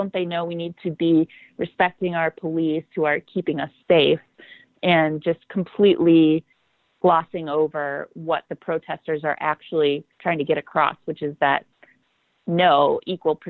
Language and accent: English; Milwaukee, Wisconsin, United States; I grew up in Milwaukee. I live here